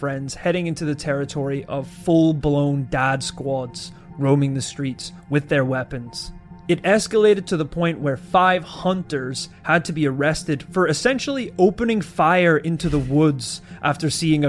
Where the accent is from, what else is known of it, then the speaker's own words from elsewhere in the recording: United States; I was born in America.